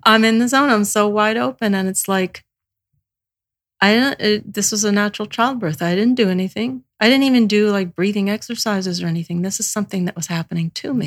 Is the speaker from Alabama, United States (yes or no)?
yes; Alabama, United States; I was born in Alabama